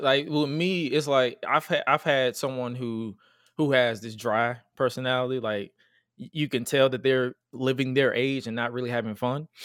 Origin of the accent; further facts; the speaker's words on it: Atlanta, Georgia, United States; I'm from, I'm from Atlanta, G